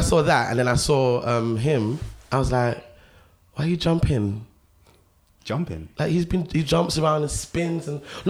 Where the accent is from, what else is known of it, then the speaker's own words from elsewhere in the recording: London, United Kingdom; So I'm from Southwest Battersea, where Garage kind of like comes from.